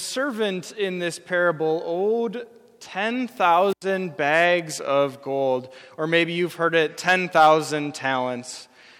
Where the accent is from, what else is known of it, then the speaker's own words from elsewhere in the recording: Wisconsin, United States; I grew up in Wisconsin. I'm a lifelong Wisconsinite.